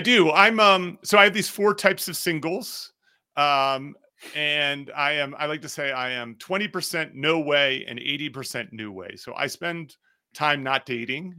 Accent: New Jersey, United States; now in Denver, United States; I grew up in New Jersey

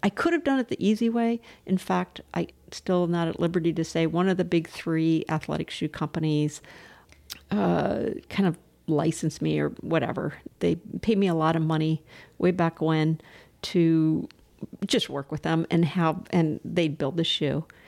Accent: Southern California, United States; moved away as an adult; also born or lived in Chicago / Boston / Charlottesville / Gloucester Rockport area; now in Scottsville, United States; I grew up in Southern California where there's, you know, it's congested

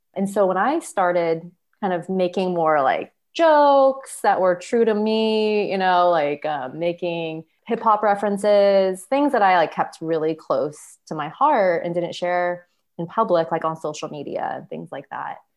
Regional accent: Sacramento, California, United States; now in Petaluma, United States; I was born and raised in South Sacramento in a very big Japanese American family

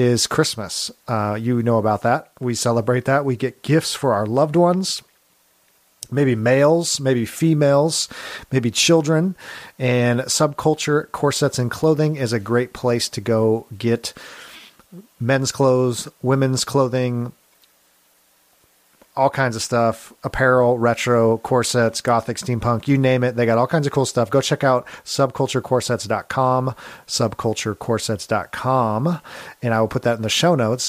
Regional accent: California, United States; moved away as an adult; also born or lived in Grand Rapids, Michigan; I'm from California originally, and so we moved out there

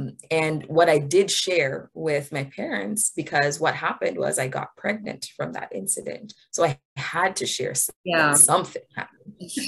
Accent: Jamaica; So I'm from Jamaica. I was born in Jamaica.

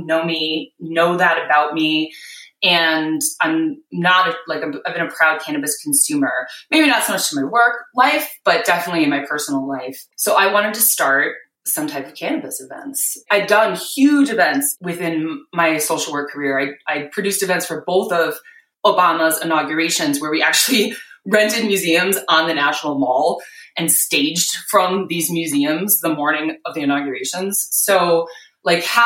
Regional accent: Wisconsin, United States; moved away as an adult; also born or lived in New York City; I was born and raised in Wisconsin

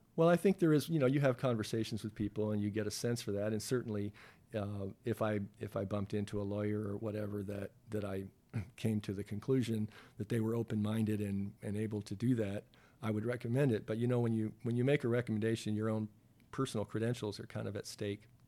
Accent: Toronto, Ontario, Canada; moved away as an adult; raised in a suburb here in Toronto, and I consider Toronto my hometown.

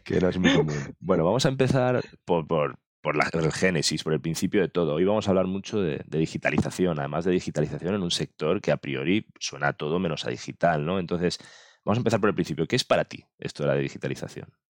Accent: Mallorca, Balearic Islands, Spain; me he traído un paisano, un paisano de mi tierra, un paisano de Mallorca

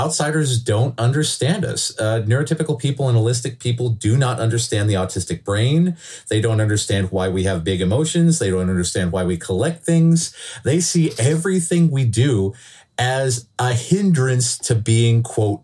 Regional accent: Canada; We are proud to be Canadian. This is the land of our heritage

